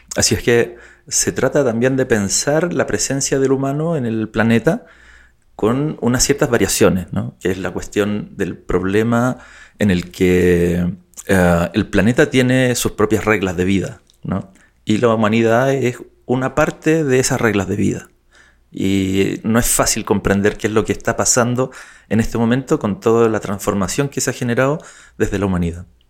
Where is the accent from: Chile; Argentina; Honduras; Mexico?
Chile; also born or lived in United Kingdom; de Chile, con identidad británica también, eh, circunstancialmente